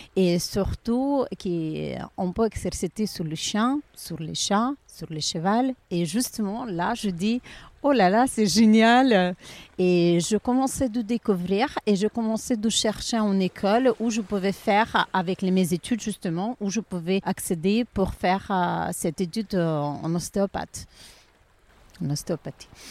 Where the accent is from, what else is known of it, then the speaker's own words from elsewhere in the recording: Ukraine; French is a second language; also born or lived in Pisa, Italy / Saint-Jean-Cap-Ferrat, France; now in Monaco; je suis ukrainienne